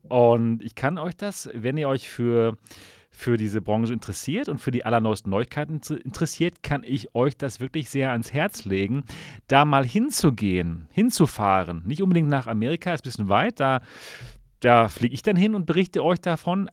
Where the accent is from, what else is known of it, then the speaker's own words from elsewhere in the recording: Dortmund, North Rhine-Westphalia, Germany; ich komme aus Dortmund